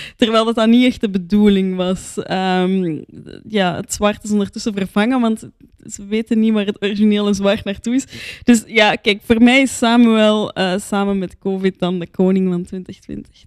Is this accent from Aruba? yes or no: no; Antwerp, Flanders, Belgium; ik zeg dat als Antwerpenaar